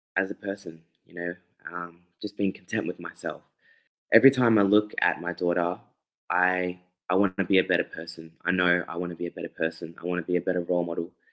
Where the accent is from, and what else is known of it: Australia; born or raised there; also born or lived in Fiji